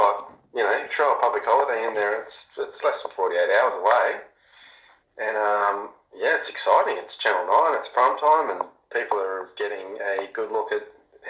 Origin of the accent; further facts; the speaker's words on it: Coffs Harbour, New South Wales, Australia; moved away as an adult; also born or lived in Brisbane; now in Sydney, Australia; I was born and raised in Coffs Harbour, and then I moved to Brisbane when I finished school and spent a good 15 years there from 2001 to start of 2016.